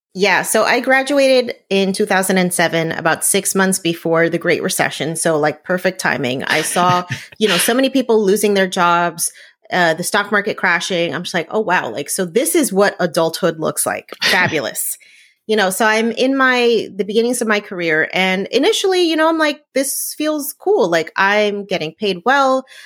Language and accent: English; New Jersey, United States; I grew up in New Jersey